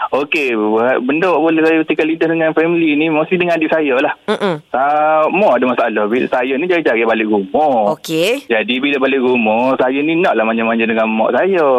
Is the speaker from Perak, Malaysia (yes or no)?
no; Kelantan, Malaysia; Saya daripada Kelantan.